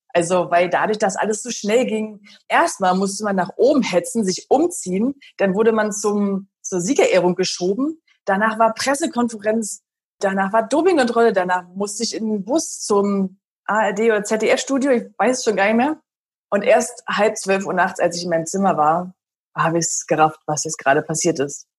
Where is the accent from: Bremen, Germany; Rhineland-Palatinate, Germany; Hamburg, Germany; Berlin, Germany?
Berlin, Germany; Und Berlin ist ja meine Heimat